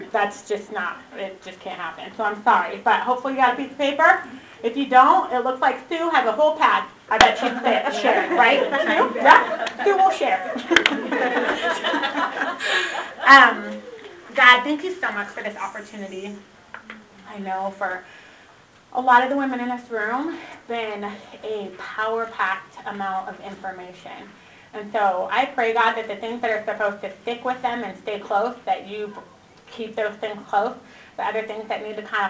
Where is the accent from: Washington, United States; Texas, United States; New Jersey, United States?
Washington, United States; moved away as an adult; also born or lived in Redding, California; I was born and raised in Washington.